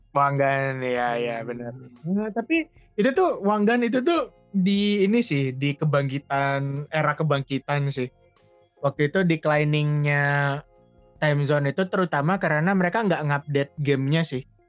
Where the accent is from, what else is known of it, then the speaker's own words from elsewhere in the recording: Sumatra, Indonesia; moved away; pas zaman kecil itu tinggalnya di Sumatera